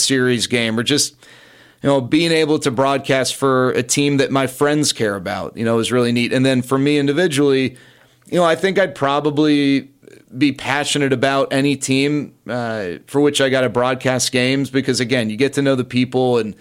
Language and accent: English; Dallas, Texas, United States; also born or lived in Los Angeles, California; I grew up in Dallas, went to Green Hill, and then went to USC.